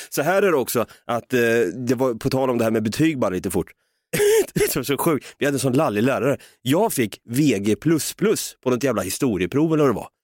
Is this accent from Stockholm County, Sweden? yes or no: no; Östergötland, Sweden; vi östgötar är ju experter på att säga och det